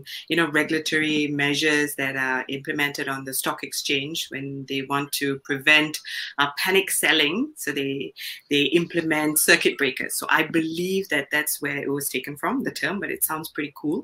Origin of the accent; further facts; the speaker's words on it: Kuala Lumpur, Malaysia; moved away as an adult; now in Singapore; I grew up in a place called Kampung Pandan, which is very close to, say, Sacred Heart of Jesus Church. That's where I was baptized. And then I later moved to Jesus Caritas, Kampung Baru, and grew up in Segambut. But moved to Singapore 13 years ago.